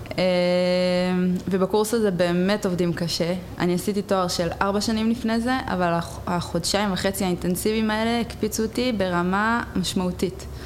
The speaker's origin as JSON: {"language": "Hebrew", "town": "Rehovot", "region": "Central District", "country": "Israel", "said": "אני מרחובות."}